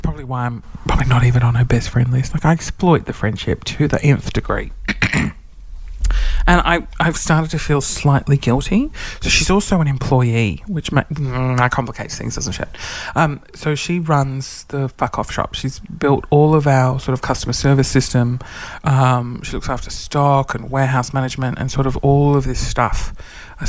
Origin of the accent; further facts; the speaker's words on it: Sydney, New South Wales, Australia; now in Queensland, Australia; I'm not from Queensland. I'm from Sydney